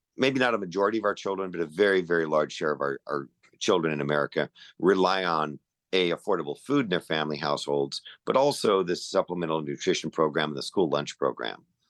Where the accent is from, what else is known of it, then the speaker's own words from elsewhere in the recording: Chula Vista, California, United States; I grew up in Chula Vista. I grew up down there right near Sweetwater Reservoir